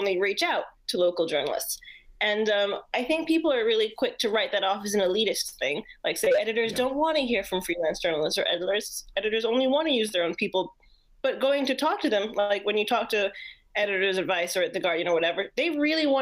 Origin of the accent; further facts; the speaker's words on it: Jamaica; moved away as an adult; also born or lived in New York; I'm actually from Jamaica. I am a Jamaican.